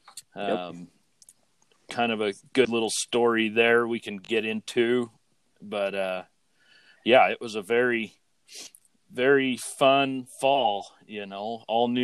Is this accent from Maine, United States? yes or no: no; Southern California, United States; now in Utah, United States; I grew up in Southern California, and we moved to Utah